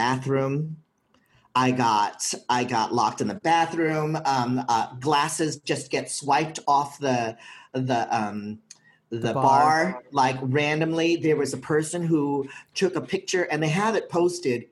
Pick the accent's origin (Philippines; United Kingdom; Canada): Philippines; I'm from the Philippines